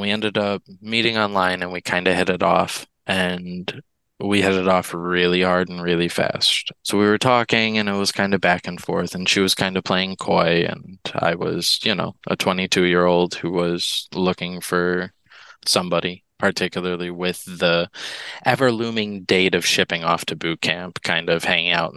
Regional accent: Midwest, United States; I grew up in the Midwest

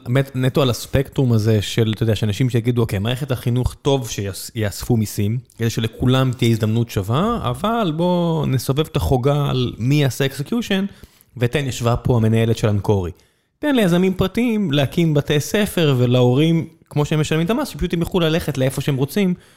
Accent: Beersheba, Southern District, Israel; moved away; אני גדלתי בבאר שבע

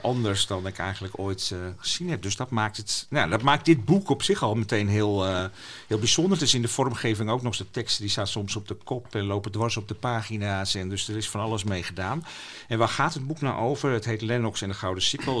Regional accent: Friesland, Netherlands; first language West Frisian; Dutch is a second language; ik heb thuis gewoon Fries leren spreken

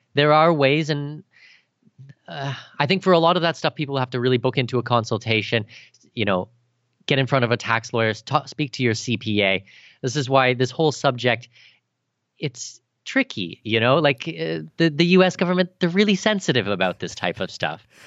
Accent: Canada; moved away as an adult; now in Abu Dhabi, United Arab Emirates; I'm Canadian

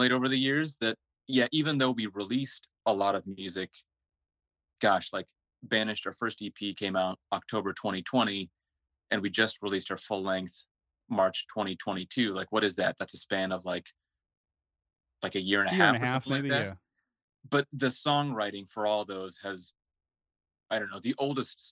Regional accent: Seattle, Washington, United States; also born or lived in Finland; And I was born in Finland, but moved to the U.S. as a little baby. So I grew up in the Seattle area.

